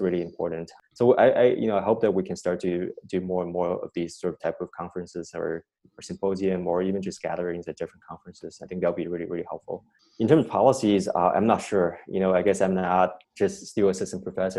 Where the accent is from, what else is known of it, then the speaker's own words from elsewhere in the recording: China; moved away as an adult; also born or lived in Cambridge, Massachusetts, United States / Berkeley, California, United States; now in United States; I, grew up in China